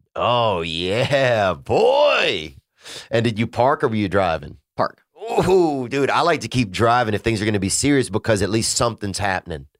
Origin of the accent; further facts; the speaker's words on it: Louisiana, United States; moved away; my family in Louisiana. Um, you know, I miss, uh, I miss my hometown some